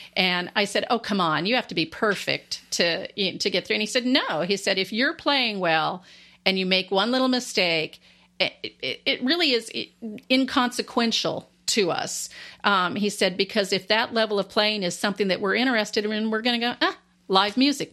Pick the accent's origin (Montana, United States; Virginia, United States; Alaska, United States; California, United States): Alaska, United States; moved away; also born or lived in Landstuhl, Germany / Washington State; growing up in Alaska, I grew up in the outdoors a lot